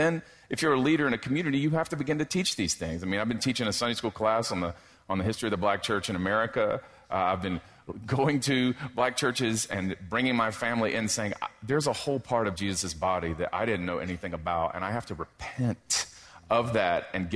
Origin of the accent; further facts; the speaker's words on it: South Carolina, United States; I'm from South Carolina